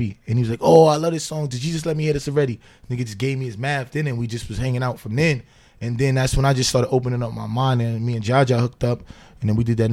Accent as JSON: {"language": "English", "town": "New York City", "region": "New York", "country": "United States", "tie": "born or raised there", "also_born_or_lived": "Lower East Side, Manhattan", "said": "Bed-Stuy and Crown Heights, you know what I'm saying? I grew up."}